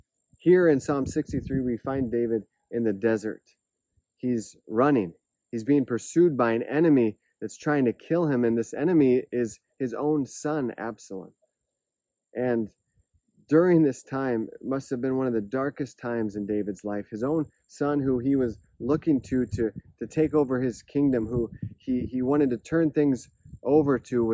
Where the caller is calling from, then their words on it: Palau; I'm joining you from Palau, a tiny island in the Pacific, as you can see behind me, with the beautiful scenery.